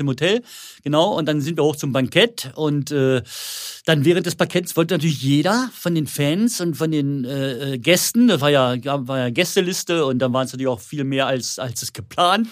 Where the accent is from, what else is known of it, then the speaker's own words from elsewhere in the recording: Werstedt, Germany; mein Heimatdorf Werstedt